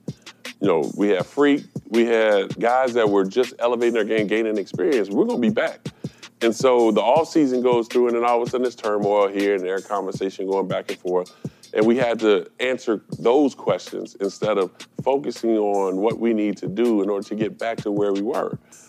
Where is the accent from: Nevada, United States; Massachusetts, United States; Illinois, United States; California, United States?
Illinois, United States; Chicago; I'm from Chicago.